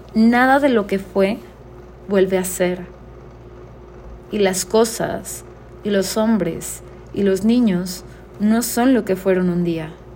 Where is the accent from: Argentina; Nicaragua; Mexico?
Mexico; la única mexicana que está pasando por esta incertidumbre